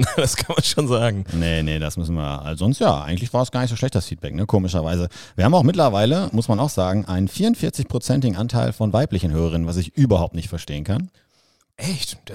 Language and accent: German; Münster, North Rhine-Westphalia, Germany; also born or lived in Dortmund; Ich bin in Münster aufgewachsen, habe in Dortmund studiert, aber ja, stimmt.